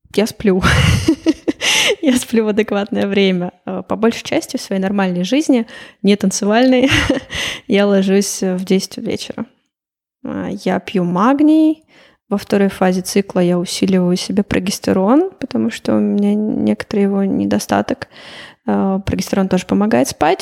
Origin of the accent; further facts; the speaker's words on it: Chelyabinsk, Chelyabinsk Oblast, Russia; moved away as an adult; also born or lived in Moscow, Russia / Slovenia / Portugal; now in Riga, Latvia; Я сама вообще из Челябинска, но училась я в Москве и жила 8 лет в Москве